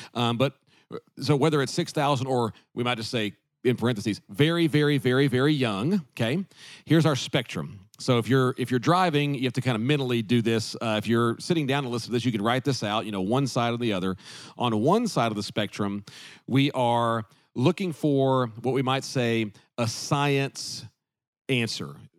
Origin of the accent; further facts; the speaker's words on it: the South, United States; growing up in the South